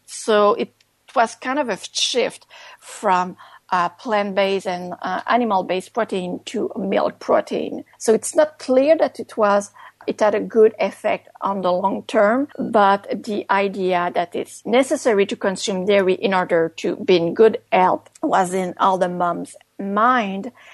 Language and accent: English; Canada; first language French; English is a second language; also born or lived in Montreal; I'm based in Montreal. I'm a French Canadian writer, so English is my second language